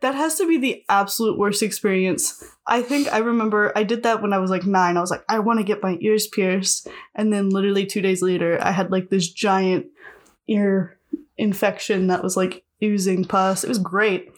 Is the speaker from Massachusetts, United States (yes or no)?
no; Rabbit Hash, Kentucky, United States; I was raised in Rabbit Hatch, Kentucky